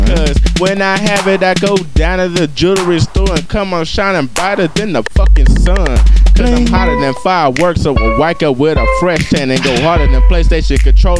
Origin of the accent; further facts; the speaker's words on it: Midwest, United States; now in the South, United States; so I'm from the Midwest. You know, so I'm down here in the South